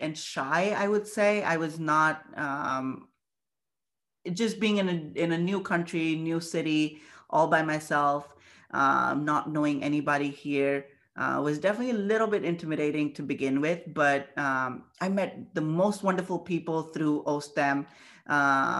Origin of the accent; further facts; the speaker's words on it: India; moved away as an adult; now in Buffalo, United States; I'm very proud of being Indian